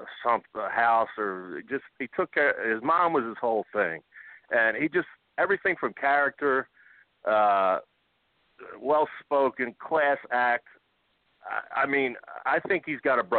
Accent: Philadelphia, Pennsylvania, United States; I being a Philly guy, I'm from Philly

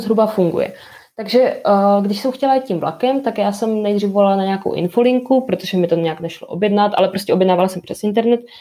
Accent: near Ostrava, Moravian-Silesian Region, Czechia; also born or lived in Gdańsk, Poland; jsem jako kousek od Ostravy bydlím

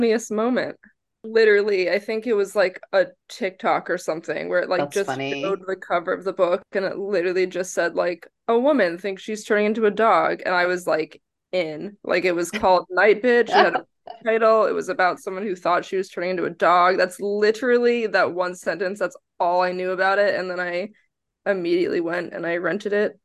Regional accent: New Jersey, United States; also born or lived in Texas; now in New York City, United States; I grew up in New Jersey, and then I moved to Texas, and now I live in New York City

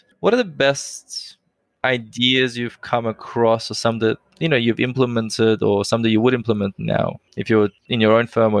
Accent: Sydney, New South Wales, Australia; I'm from Sydney.

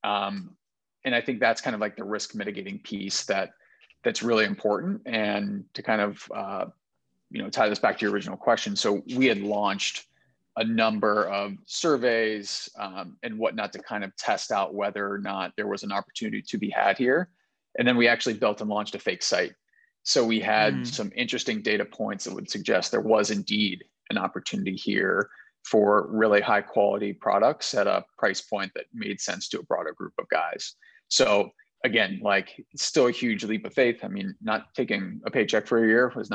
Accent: Cincinnati, Ohio, United States; I'm from Cincinnati

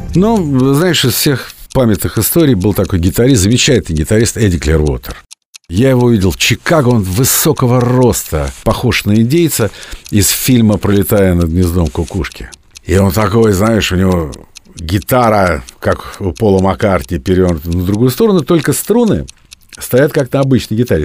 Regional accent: Moscow, Russia; я из самой Москвы

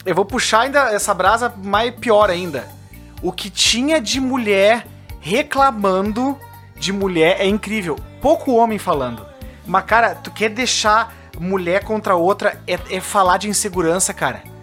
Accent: Brazil; now in Rio Grande do Sul, Brazil; Eu sou brasileiro

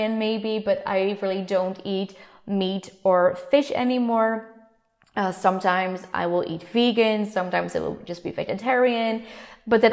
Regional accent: Netherlands; first language Dutch; English is a second language; I come from the Netherlands

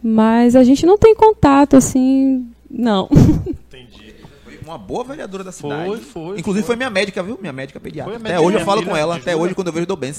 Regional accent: Barra do Pojuca, Bahia, Brazil; é. Não, sou de Barra

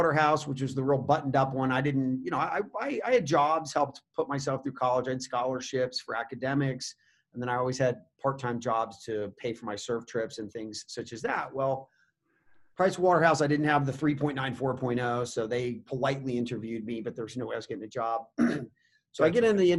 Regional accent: Indian River County, Florida, United States; moved away as an adult; now in Colorado, United States; I grew up in Indian River County, which is on the Treasure Coast of Florida

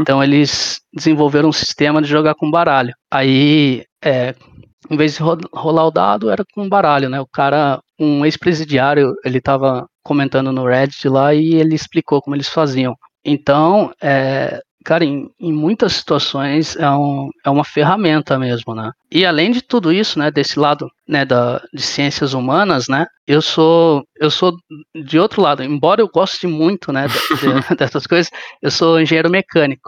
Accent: Sorocaba, São Paulo, Brazil; eu sou de Sorocaba

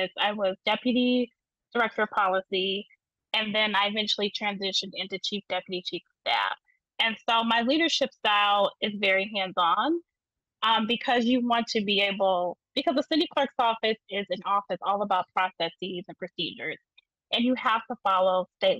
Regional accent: South Bend, Indiana, United States; also born or lived in Chicago, Illinois / Bloomington, Indiana; I'm from South Bend, Indiana. And I was raised in South Bend, originally from Chicago, but I grew up here

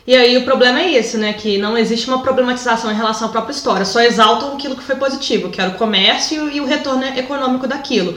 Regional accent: Brazil; now in Portugal; como a gente está aqui enquanto brasileiro em Portugal

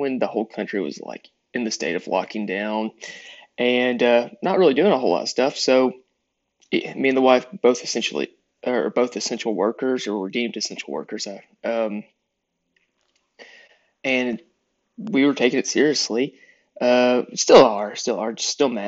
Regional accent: East Texas, United States; Growing up, for the most part, in East Texas, but South Texas

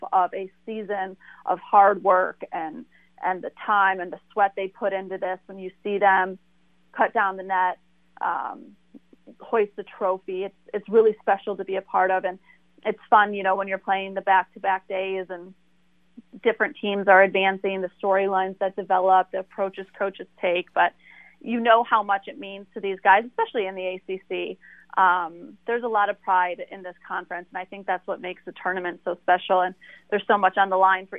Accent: Michigan, United States; a coach I grew up idolizing in Michigan

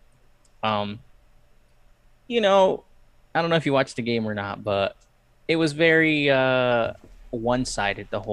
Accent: Peru; also born or lived in Ohio; now in United States; I'm Peruvian. I'm from Peru

